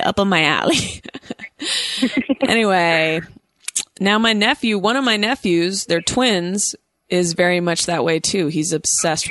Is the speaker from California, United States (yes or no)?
yes; Oakland, California, United States; also born or lived in New York; I'm from Oakland, California, the Bay Area